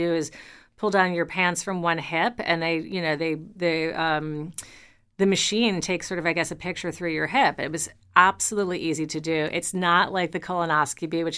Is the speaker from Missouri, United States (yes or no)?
no; New York, United States; as a New Yorker, my I was raised walking sidewalks